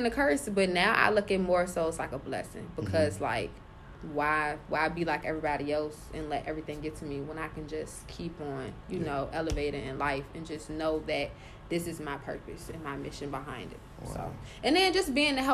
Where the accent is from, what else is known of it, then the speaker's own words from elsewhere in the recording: Richmond, Virginia, United States; I'm from Richmond